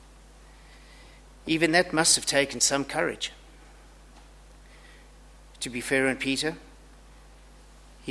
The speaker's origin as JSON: {"language": "English", "country": "Zimbabwe", "moved": "yes", "lives_now": "Australia", "said": "I have an accent, and it's not too hard to tell that I'm from Zimbabwe. It's pretty obvious I'm not Australian"}